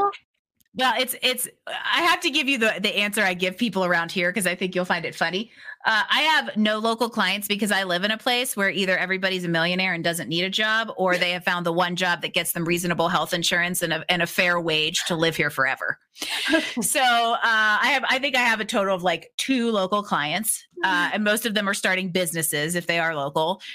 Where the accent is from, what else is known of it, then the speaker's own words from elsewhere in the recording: Pittsburgh, Pennsylvania, United States; I grew up in Pittsburgh